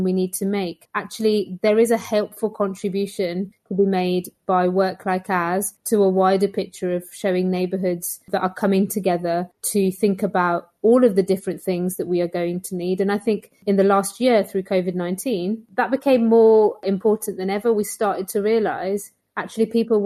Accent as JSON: {"language": "English", "town": "Birmingham", "region": "West Midlands", "country": "United Kingdom", "tie": "born or raised there", "said": "I grew up in Stechford in inner city Birmingham"}